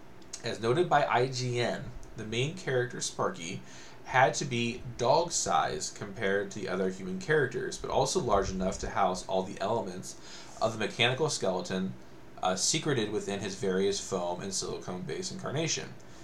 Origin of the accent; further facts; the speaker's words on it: Canada; As a Canadian, I expect better.